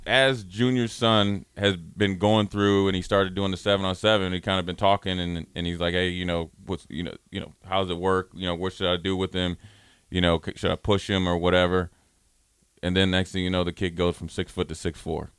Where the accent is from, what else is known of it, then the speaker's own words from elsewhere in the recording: Minneapolis, Minnesota, United States; moved away; I'm coming down from Minneapolis